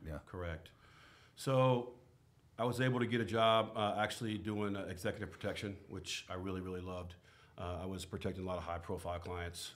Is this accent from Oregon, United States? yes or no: yes; Portland, Oregon, United States; I was born and raised here in Portland